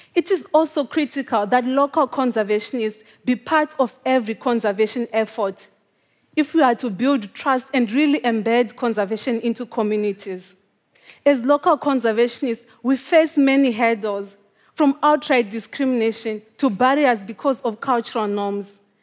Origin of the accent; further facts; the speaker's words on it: Zimbabwe; The first time that I saw a wild animal in my home country was when I was twenty-five years old. Even though lions and African wild dogs lived just a few miles away from my home. This is quite common in Zimbabwe